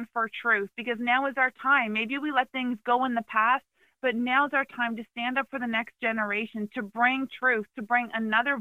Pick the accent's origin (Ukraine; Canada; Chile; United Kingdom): Canada; moved away as an adult; also born or lived in Palm Beach County, Florida; now in Florida, United States; I come from Canada